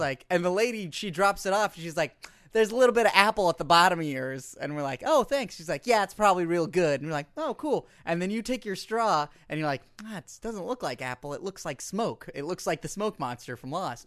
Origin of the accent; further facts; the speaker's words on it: United States; as an American